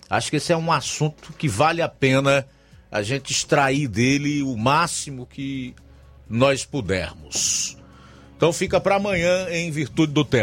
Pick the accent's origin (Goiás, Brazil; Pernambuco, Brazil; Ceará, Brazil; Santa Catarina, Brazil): Ceará, Brazil; Nova Betânia; Sou de Nova Betânia, venho pedir encarecidamente às autoridades administrativas do nosso município que olhem para o distrito de Nova Betânia.